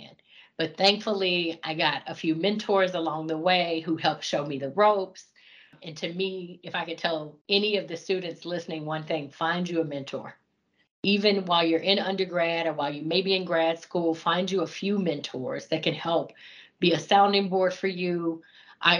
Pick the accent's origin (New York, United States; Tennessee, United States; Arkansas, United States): Arkansas, United States; Fort Smith; moved away as an adult; also born or lived in Fayetteville, Arkansas / Atlanta, Georgia; I was born and raised in Fort Smith, Arkansas